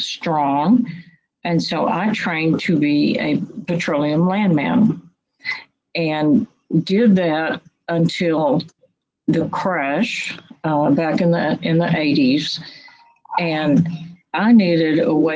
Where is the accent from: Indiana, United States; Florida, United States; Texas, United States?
Texas, United States; Marshall; also born or lived in Washington State / Houston, Texas / Austin, Texas / Longview, Texas; now in Kilgore, United States; I was originally from Marshall, which is, you know, 35 miles away